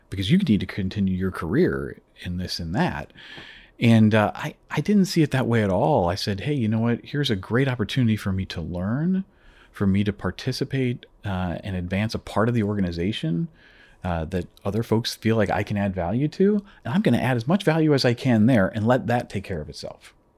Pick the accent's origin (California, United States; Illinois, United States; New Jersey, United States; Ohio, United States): Illinois, United States; Chicago; moved away as an adult; now in Toronto, Canada; originally, I'm from the Chicago area, actually, uh, from down in the States. And uh, my family and I moved here about eight years ago uh, to Toronto